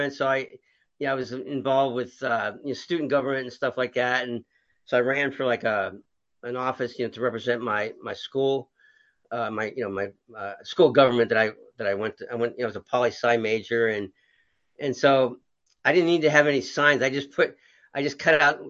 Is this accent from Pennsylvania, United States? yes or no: yes; Pittsburgh, Pennsylvania, United States; moved away as an adult; also born or lived in Washington, D.C.; now in California, United States; I grew up in Pittsburgh, Pennsylvania